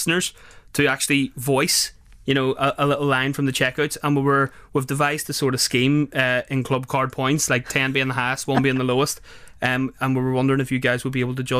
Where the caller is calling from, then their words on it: Northern Ireland, United Kingdom; I'm calling from Northern Ireland from a radio station called Q Radio.